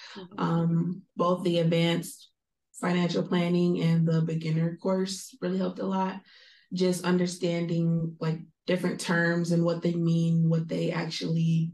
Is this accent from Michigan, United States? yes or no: yes; Southfield, Michigan, United States; moved away; I am from the Metro Detroit area, so like Southfield.